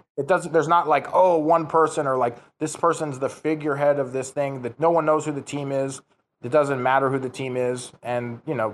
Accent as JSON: {"language": "English", "country": "United States", "moved": "yes", "said": "I'm from the United States originally"}